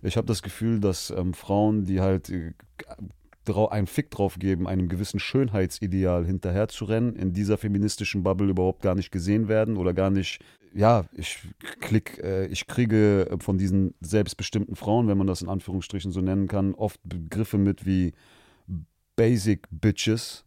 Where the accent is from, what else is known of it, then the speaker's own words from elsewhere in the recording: Germany; Ich bin hier in Deutschland geboren